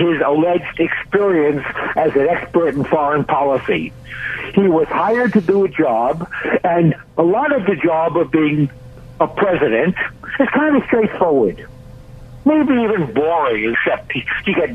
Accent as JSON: {"language": "English", "country": "United States", "said": "as an American"}